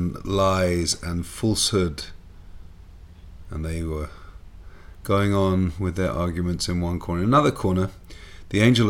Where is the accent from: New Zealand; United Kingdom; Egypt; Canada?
United Kingdom; England; Growing up in England